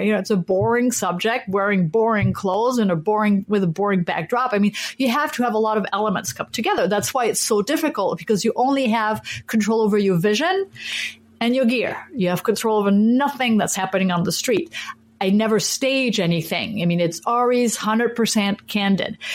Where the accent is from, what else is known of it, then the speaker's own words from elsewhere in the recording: France; now in Minneapolis, United States; I was born and raised in France and I'm a French citizen